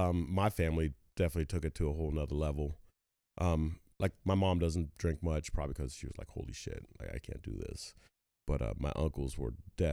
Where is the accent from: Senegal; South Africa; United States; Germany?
Germany; Neustadt; born there; I was born in Neustadt, Germany, to a professional bodybuilder and a male model